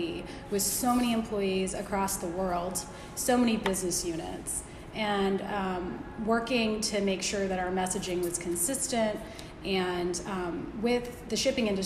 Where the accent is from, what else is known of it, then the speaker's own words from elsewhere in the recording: Virginia Beach, Virginia, United States; also born or lived in Richmond, Virginia / Washington, D.C.; I grew up in Hampton Roads. I was born in Virginia Beach, Virginia. Went to First Colonial High School here locally